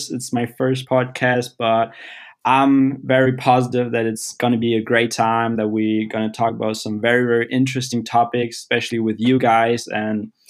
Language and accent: English; Hamburg, Germany; I've been growing up in the north of Germany, Hamburg, actually, and I'm still living here.